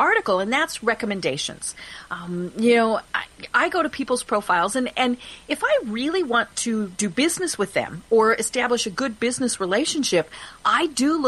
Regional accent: Colorado, United States; I'm from Colorado

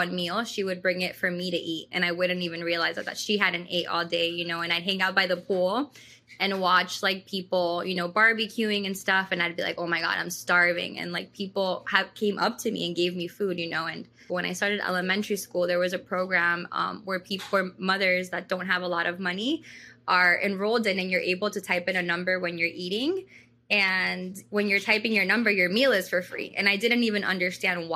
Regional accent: Miami, Florida, United States; born or raised there; English is a second language; also born or lived in Ecuador

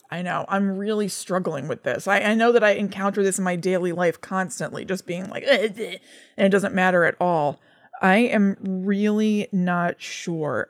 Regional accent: New Jersey, United States; we grew up in New Jersey

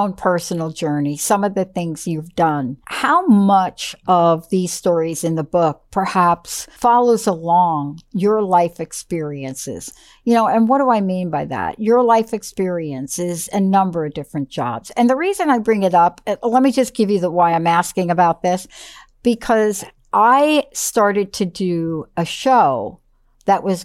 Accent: New York City, New York, United States; growing up in New York City

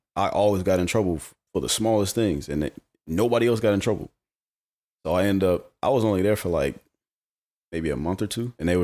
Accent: Charlotte, North Carolina, United States; Yeah, from Charlotte. Born and raised.

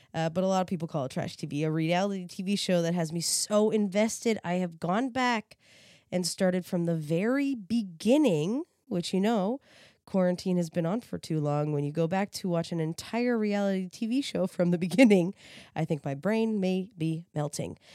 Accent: East Coast, Canada; I'm from the East Coast

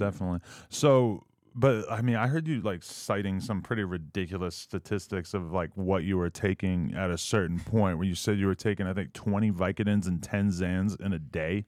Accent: New Hampshire, United States; moved away as an adult; also born or lived in New York; where I grew up in New Hampshire

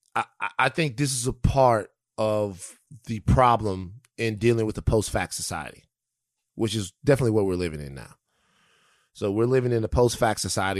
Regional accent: Louisiana, United States; I grew up in Louisiana

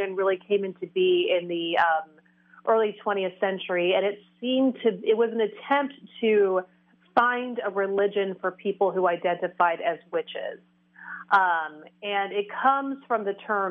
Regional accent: Oregon, United States; also born or lived in Tennessee; we moved from Tennessee to Oregon when I was 6 years old

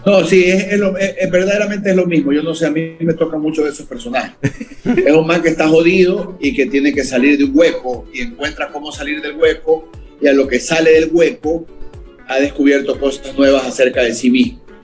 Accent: the Ecuadorian coast, Ecuador; somos costeños

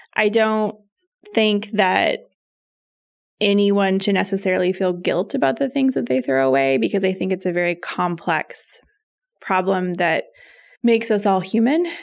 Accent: Spokane, Washington, United States; moved away; I am from Spokane

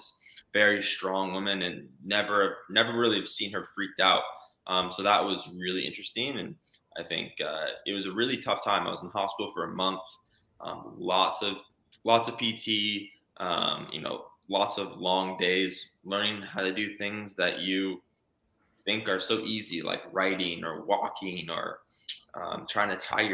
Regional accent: Phoenix, Arizona, United States; growing up in Phoenix, Arizona

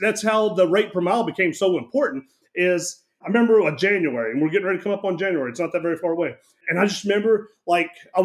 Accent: Kentucky, United States; I grew up here in Kentucky

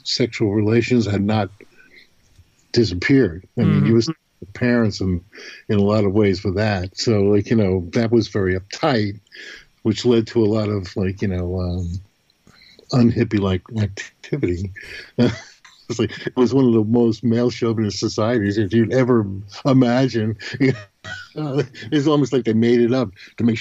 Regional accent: New York, United States; growing up in New York, I mean, I was in the hippie age group

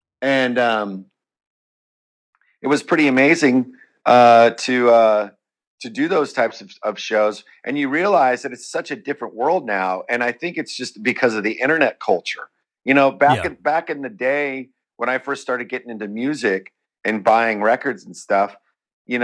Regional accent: Bay Area, California, United States; growing up in the Bay Area and being around the whole thrash scene

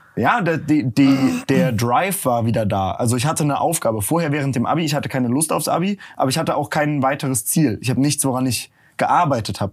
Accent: near Cologne, North Rhine-Westphalia, Germany; moved away as an adult; also born or lived in Berlin; dann bin ich nach Köln gegangen oder auch zurück in die Heimat. Ich komme aus der Nähe von Köln

